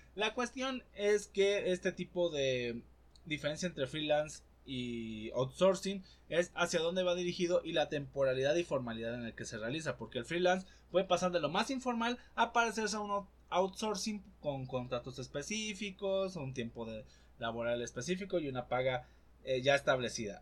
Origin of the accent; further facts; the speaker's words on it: Poza Rica, Veracruz, Mexico; now in Puebla, Mexico; mi ciudad natal Poza Rica